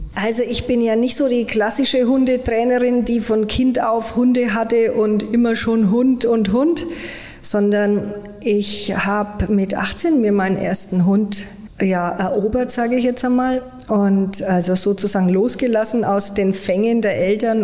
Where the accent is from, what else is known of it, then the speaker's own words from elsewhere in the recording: Germany; bei uns in Deutschland